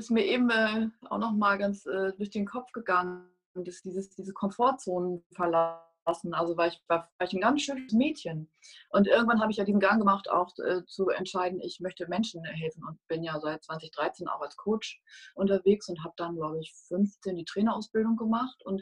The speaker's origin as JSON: {"language": "German", "region": "North Rhine-Westphalia", "country": "Germany", "tie": "born or raised there", "said": "war nicht angesagt und schon gar nicht in so einer, in Ostwestfalen, in so einer Handballhochburg, wo ich groß geworden bin."}